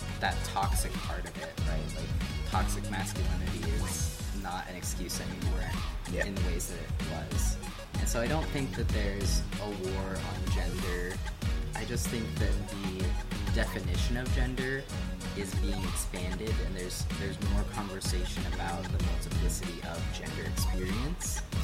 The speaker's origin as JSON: {"language": "English", "area": "Grays Harbor", "region": "Washington", "country": "United States", "tie": "born or raised there", "said": "I did drag in my hometown, that's how I started, and Caesar is a really great friend of mine, Caesar Hart, and they put on all-age drag shows in Grace Harbor"}